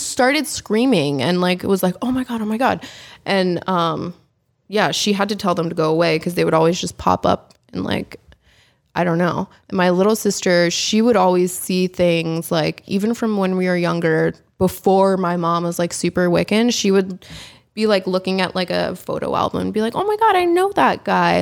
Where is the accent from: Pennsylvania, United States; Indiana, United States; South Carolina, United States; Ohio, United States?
Pennsylvania, United States; the Poconos; moved away; also born or lived in Allentown, Pennsylvania; I was born in Allentown, Pennsylvania. Um, I grew up in the Poconos, Pennsylvania